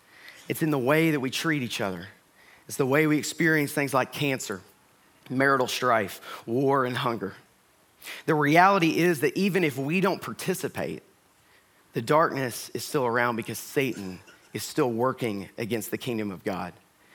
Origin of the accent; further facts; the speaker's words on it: the South, United States; I am from the South. I'm from a place kind of like here where you have a lot of elbow room and people value personal space for the most part.